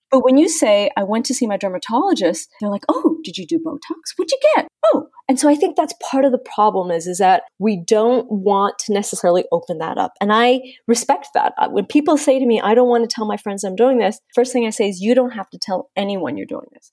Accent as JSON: {"language": "English", "country": "Canada", "tie": "born or raised there", "also_born_or_lived": "Miami", "moved": "as an adult", "said": "I grew up in Canada"}